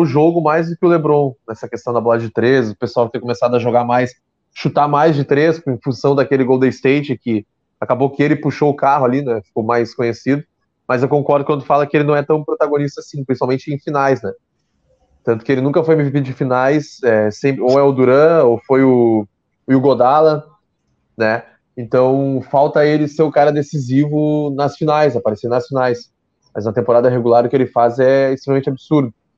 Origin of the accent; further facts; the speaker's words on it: Pelotas, Rio Grande do Sul, Brazil; eu sou de Pelotas